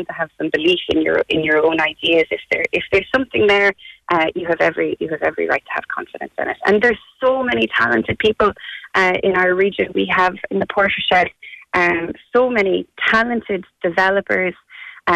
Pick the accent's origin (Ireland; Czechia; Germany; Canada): Ireland; as Irish people